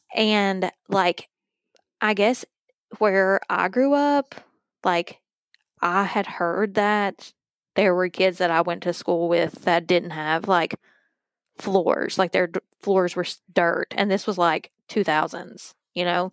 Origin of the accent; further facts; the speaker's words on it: Virgie, Kentucky, United States; Virgie, where I grew up